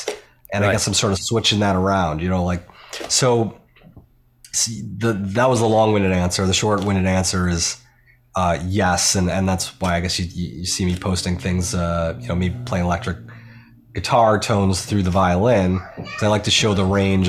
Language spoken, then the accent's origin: English; Buffalo, New York, United States; Like, upstate New York.